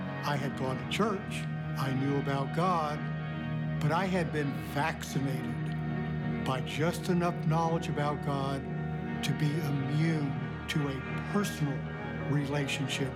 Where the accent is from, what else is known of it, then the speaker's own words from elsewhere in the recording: New York City, New York, United States; moved away; also born or lived in Los Angeles; I grew up in the New York City area